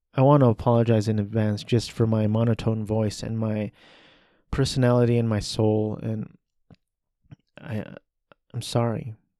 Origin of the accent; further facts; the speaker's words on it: United States; I'm an American male, Asian American male.